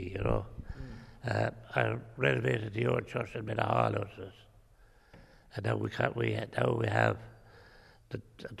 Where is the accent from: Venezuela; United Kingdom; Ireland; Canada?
Ireland; Cormystone, near Holycross, County Tipperary, Munster; I grew up in Cormystone, halfway between here and the other end of the parish, Ballycan. And just 2 miles out from Turnlough.